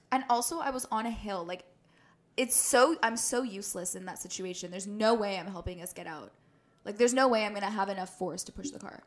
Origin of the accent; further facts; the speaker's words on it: Canada; We're proud Canadians